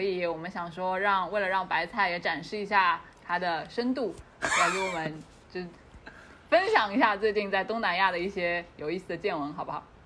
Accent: China; 我说，哦，中国来的

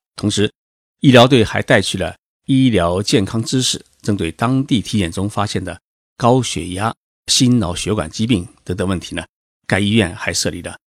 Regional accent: China; now in Tokyo, Japan; 我们中国人

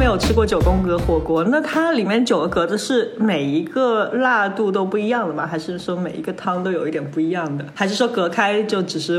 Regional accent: Guangdong, China; 因为我在广东长大的嘛，在广东还有就在香港，

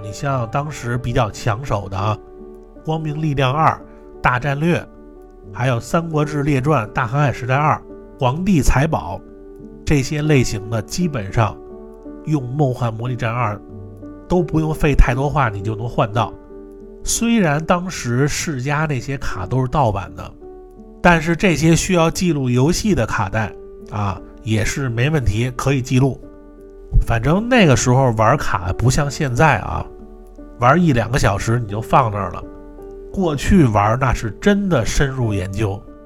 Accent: Niujie, Beijing, China; 我们小时候经常去的一个包机房啊，呃，是在这个牛街里边儿

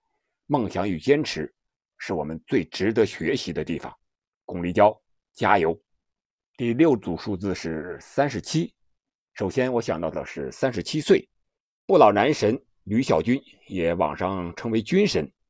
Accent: China; 作为中国人，我们必须骄傲。

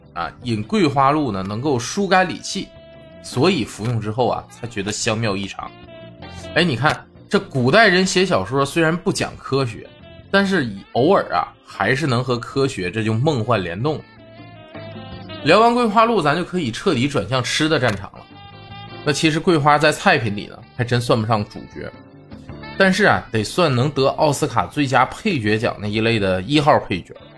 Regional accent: Northeast China, China; moved away as an adult; now in Chongqing, China; 作为一个北方人呢，上大学前都在东北生活

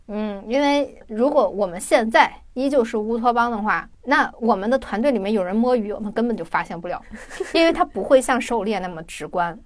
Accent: China; 我们就是拥有了很多美食的国家

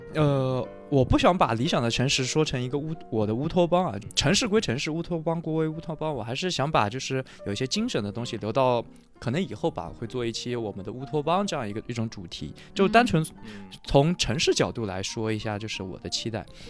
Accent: Suzhou, Jiangsu, China; 我从小就是在苏州长大嘛，就苏州这个城市

